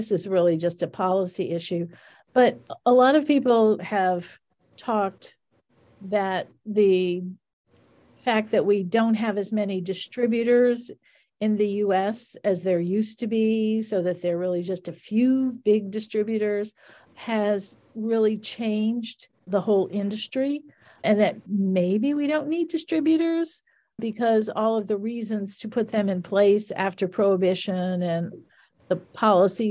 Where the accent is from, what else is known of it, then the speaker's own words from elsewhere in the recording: New Orleans, Louisiana, United States; I come from Louisiana and I grew up in New Orleans